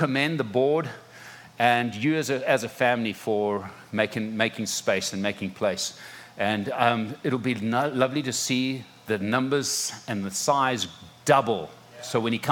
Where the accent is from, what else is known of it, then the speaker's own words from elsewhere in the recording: Zimbabwe; moved away as an adult; also born or lived in South Africa; now in Florida, United States; are born and raised in Zimbabwe. Parents were born and raised in Zimbabwe